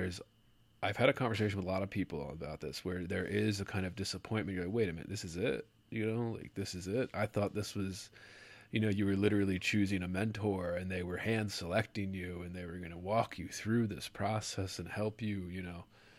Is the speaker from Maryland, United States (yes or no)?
yes; Baltimore, Maryland, United States; I grew up in there on that area. I grew up in Maryland, Baltimore, Maryland